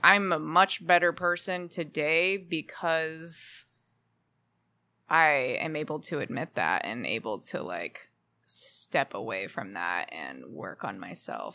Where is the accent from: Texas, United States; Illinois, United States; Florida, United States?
Texas, United States; Houston; moved away as an adult; also born or lived in Austin, Texas / Nashville, Tennessee; now in Los Angeles, United States; I'm from Texas originally.